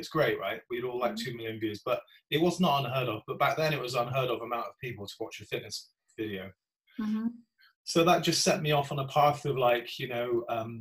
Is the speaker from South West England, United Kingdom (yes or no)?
yes; Gloucester, South West England, United Kingdom; my hometown of Gloucester